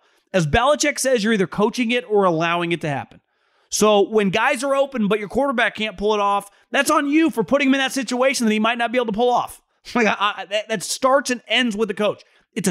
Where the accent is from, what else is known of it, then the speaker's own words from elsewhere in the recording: Sacramento, California, United States; Great seeing a local guy. I'm from Sacramento.